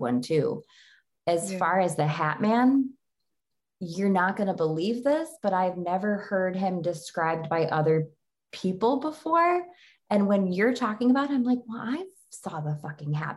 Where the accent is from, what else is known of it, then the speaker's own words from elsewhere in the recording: Genesee County, Western New York, United States; moved away; I'm from Genesee County in upstate New York. So I'm from more like Western New York.